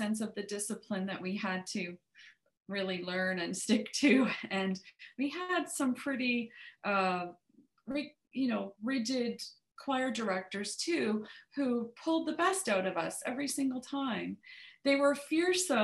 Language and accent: English; Toronto, Niagara, Ontario, Canada; Claire Snolton Hoffler was my teacher in Toronto, lovely lady. And but then we moved because of my mom's job in the symphony in Niagara. We moved from Toronto down to Niagara